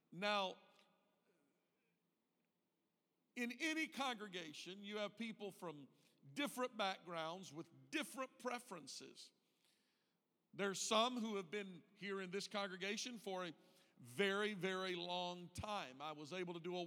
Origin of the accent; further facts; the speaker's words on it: Deep South, United States; now in Indiana, United States; I was raised in the Deep South